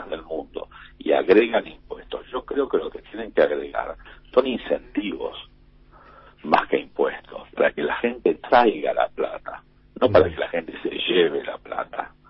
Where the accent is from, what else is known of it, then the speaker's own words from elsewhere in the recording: Argentina; Nunca pensé en irme de Argentina nunca me Nunca de Argentina, de mi país. Es decir, yo quiero vivir en mi país.